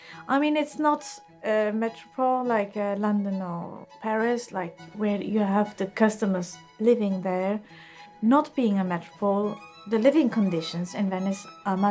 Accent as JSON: {"language": "English", "town": "Bregenz", "region": "Vorarlberg", "country": "Austria", "tie": "born or raised there", "moved": "yes", "said": "I was born in Austria in a small city called Bregenz, which is on the Lake of Constance in the west of Austria, close to the Swiss border."}